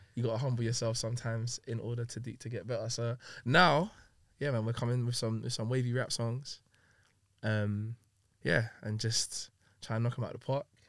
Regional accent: London, United Kingdom; also born or lived in Long Beach, California; My step family that I kind of had growing up in Hackney, then living in Long Beach, for a year

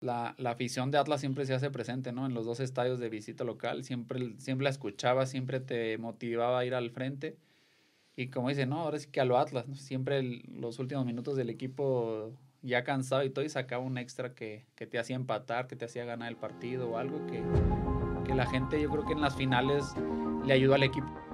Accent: Delicias, Chihuahua, Mexico; also born or lived in Guadalajara; now in Tepatitlán, Mexico; yo soy de, de Delicia, Chihuahua

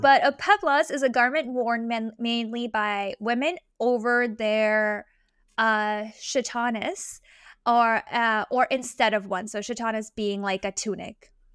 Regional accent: India; As an Indian, I'm very proud

